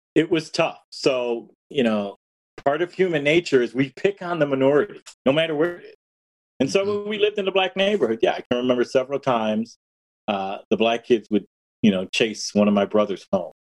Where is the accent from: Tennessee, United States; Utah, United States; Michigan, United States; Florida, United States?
Michigan, United States; Detroit; I was born in August 1967 in Detroit